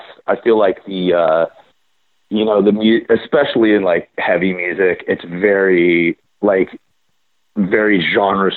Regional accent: Corvallis, Oregon, United States; also born or lived in Bay Area, California; I'm from Corvallis.

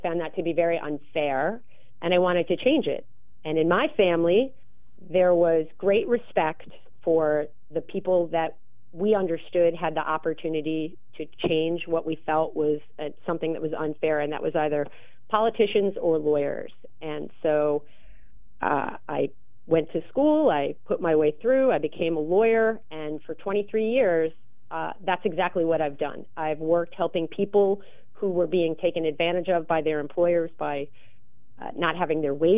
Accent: New York, United States; I grew up in New York

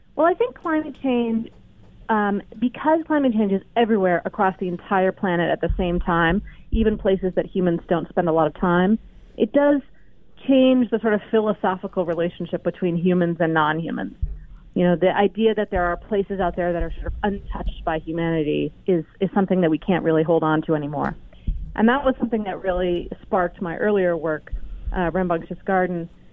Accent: the West, United States; I grew up in the West, and one thing that I always liked about our region is the sense of possibility and space

